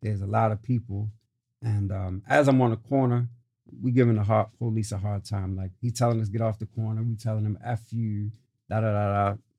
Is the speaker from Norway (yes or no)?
no; Prince Albert, Saskatchewan, Canada; born there; So with that being said, yeah, I was born in Prince Albert, Saskatchewan.